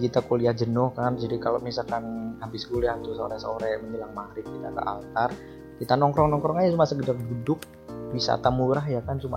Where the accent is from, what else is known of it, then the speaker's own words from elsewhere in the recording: Purwokerto, Central Java, Indonesia; now in Yogyakarta, Indonesia; Aku kan tinggal di aku dari Jawa Tengah dari Purwokerto kan.